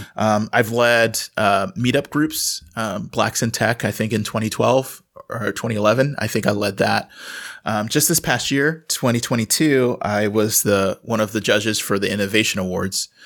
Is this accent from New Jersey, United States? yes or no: no; Houston, Texas, United States; moved away as an adult; also born or lived in Austin, Texas; now in Wisconsin, United States; I grew up in Houston, and I went to college in Austin